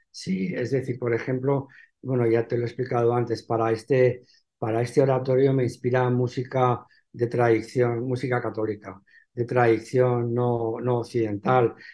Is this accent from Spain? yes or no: yes; Benidorm, Valencian Community, Spain; now in Alicante, Spain; aunque yo soy de aquí, pero como no he vivido nunca aquí, bueno, yo realmente soy de Benidorm. Mi padre era de Benidorm